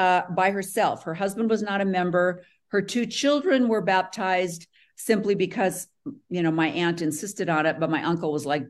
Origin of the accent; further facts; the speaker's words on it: Morris, Illinois, United States; I grew up in Morris, Illinois, which is just about 45 minutes south of Chicago.